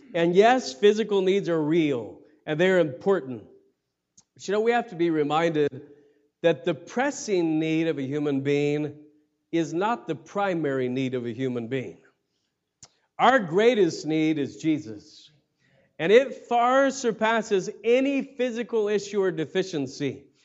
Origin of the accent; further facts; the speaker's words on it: United States; as American Christians